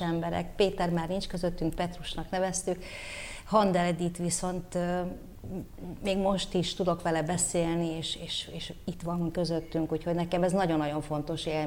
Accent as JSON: {"language": "Hungarian", "region": "Bucharest", "country": "Romania", "tie": "born or raised there", "moved": "yes", "lives_now": "Hungary", "said": "Bukarestbe nőttem föl, tökéletesen beszéltem románul"}